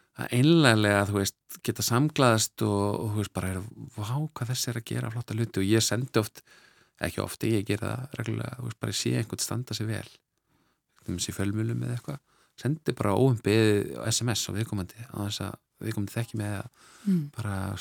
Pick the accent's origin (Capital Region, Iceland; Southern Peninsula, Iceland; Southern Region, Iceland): Capital Region, Iceland; Reykjavík; also born or lived in Norway; svo holst ég upp í, í Reykjavík eftir það, við fluttum heim eftir nokkur ár og, og vesturbænum bara Reykjavík